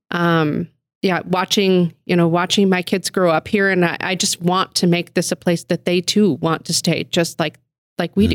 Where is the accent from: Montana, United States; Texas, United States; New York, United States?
Montana, United States; Billings; I am a, you know, a Billings girl through and through, born and raised in the Heights